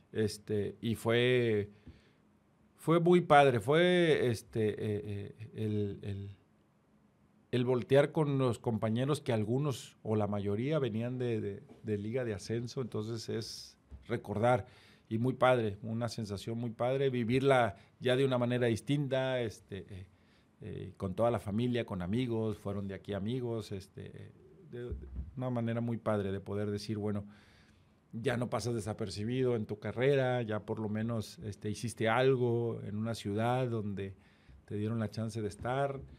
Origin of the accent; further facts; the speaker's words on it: Reynosa, Tamaulipas, Mexico; moved away; also born or lived in Guadalajara; la mayoría de la somos gente de Reynosa